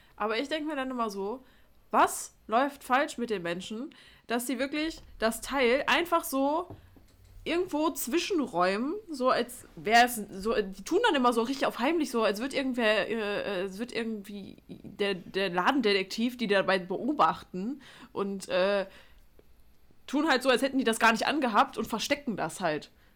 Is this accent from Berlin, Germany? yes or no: no; Duisburg, North Rhine-Westphalia, Germany; bei uns in Duisburg